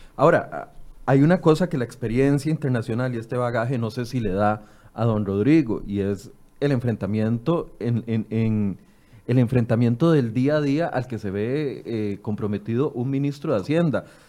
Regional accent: Costa Rica; como buenos ticos

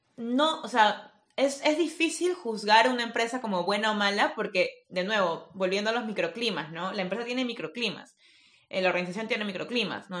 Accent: Peru; soy peruana

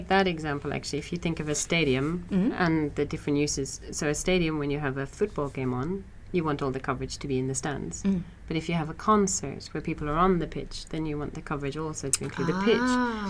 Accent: Ireland

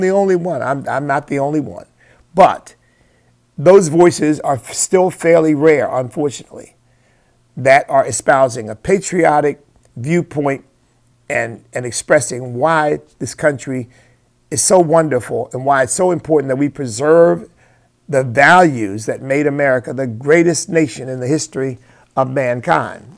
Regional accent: United States; I am an American because that's where God put me

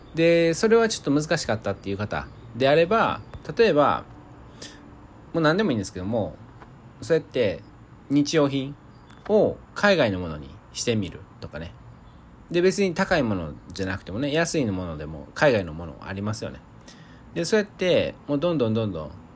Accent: Osaka, Japan; 僕は大阪出身で

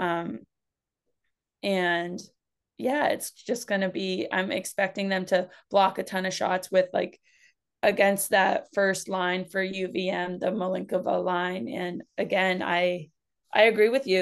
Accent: New Hampshire, United States; I'm also from Uni-, or from New Hampshire

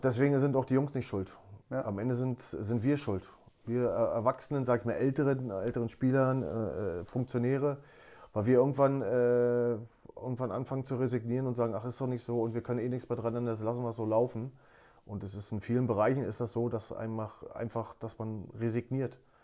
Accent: Berlin, Germany; moved away as an adult; also born or lived in Hamburg / Netherlands; ich bin halt äh, bei, bei Union äh, groß geworden in der, in der DDR auf der Kinder- und Jugendsportschule

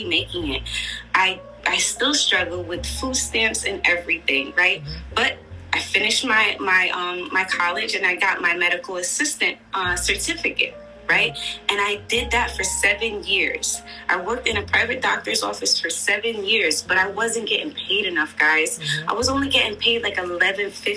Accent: New York City, New York, United States; I'm Puerto Rican from Brooklyn, New York

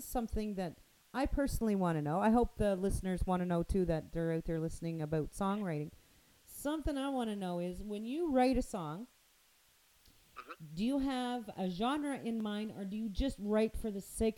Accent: near Fredericton, New Brunswick, Canada; now in Ontario, Canada; Fredericton, New Brunswick, which is close to my hometown

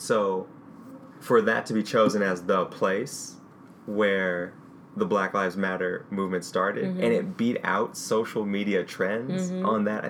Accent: Florissant, Missouri, United States; I grew up in Florissant, Missouri, sister city to Ferguson. So I grew up in North County around the Ferguson area.

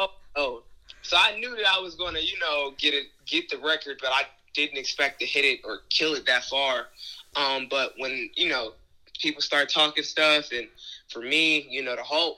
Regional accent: Charleston, South Carolina, United States; Growing up was tough. I grew up on Eastside Projects until I was like 7. Then I moved over to West Ashley, still, you know, not really a super great area.

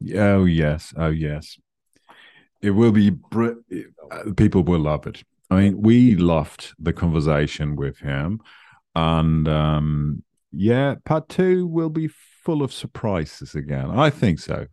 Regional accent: Germany; In Germany, so I I am from Germany.

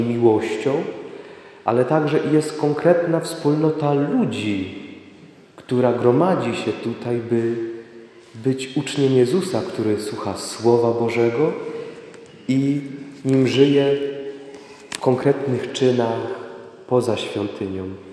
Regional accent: Sławice, Opole Voivodeship, Poland; jestem tu jednym z Was

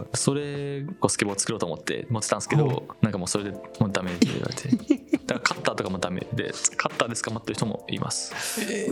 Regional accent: Japan; 俺日本人です

